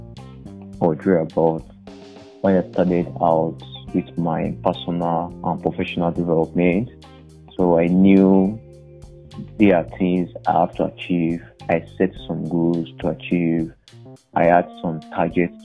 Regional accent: Nigeria; I pride in being Nigerian.

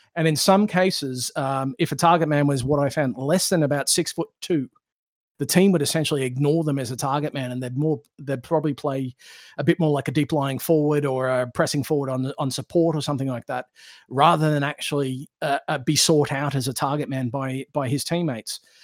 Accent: Australia; born or raised there; moved away

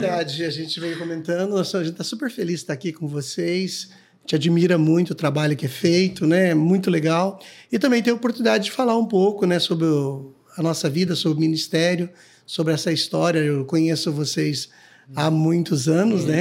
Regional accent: Guaraci, Paraná, Brazil; now in Londrina, Brazil; Sou de Guaraci, né? Nasci no dia 8 do mês 7 do ano 65

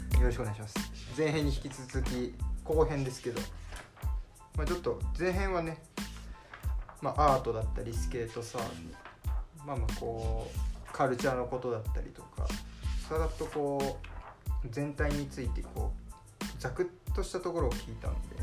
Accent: Shizuoka, Japan; 僕も静岡出身

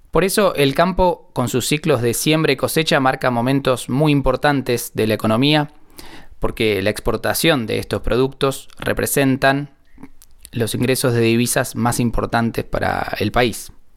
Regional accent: Argentina; de cómo hablamos y cómo usamos el español en esta región de Argentina

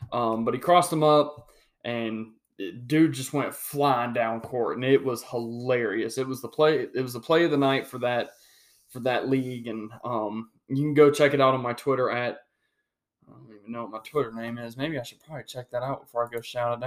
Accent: Cabarrus County, North Carolina, United States; my hometown of Cabarrus, or home county of Cabarrus County

